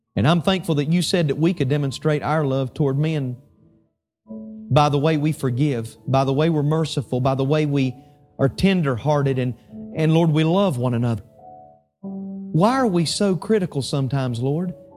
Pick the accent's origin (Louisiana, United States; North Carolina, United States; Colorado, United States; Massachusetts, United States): North Carolina, United States; Statesville; my hometown of Statesville, North Carolina